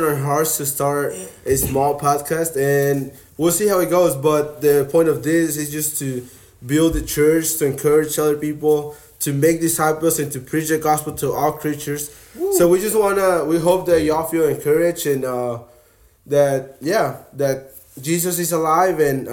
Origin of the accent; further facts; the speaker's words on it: Mexico; moved away as an adult; also born or lived in Laredo, Texas; now in Texas, United States; I was born in Laredo, Texas. I was raised in Mexico